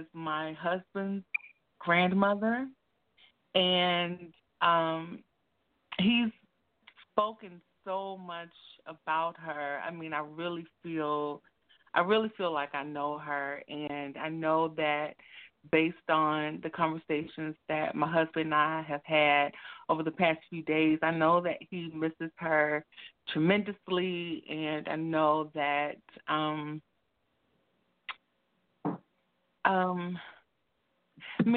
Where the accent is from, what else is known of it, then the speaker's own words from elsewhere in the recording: Tennessee, United States; also born or lived in Oakland, California; I'm from Tennessee. I'm actually, though, in Oakland right now